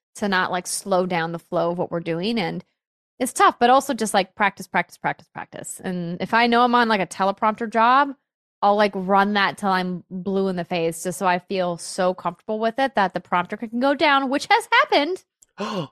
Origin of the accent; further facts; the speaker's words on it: Fargo, North Dakota, United States; moved away; my hometown of Fargo had improv